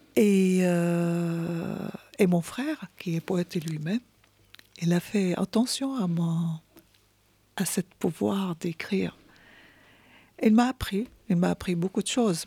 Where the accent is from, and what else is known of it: Syria; French is a second language; moved away as an adult; now in France